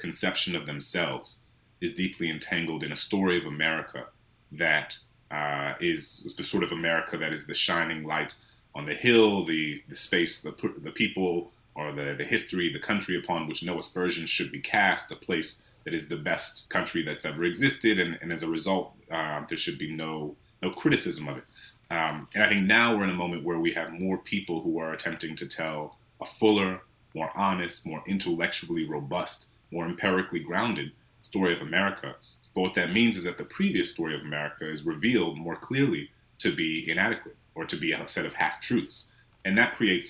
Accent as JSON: {"language": "English", "town": "New Orleans", "region": "Louisiana", "country": "United States", "tie": "born or raised there", "said": "my hometown in New Orleans"}